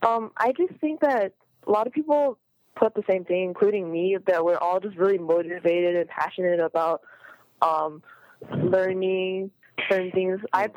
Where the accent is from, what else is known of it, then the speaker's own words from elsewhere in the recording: Houston, Texas, United States; also born or lived in Austin, Texas; Well, I grew up in Houston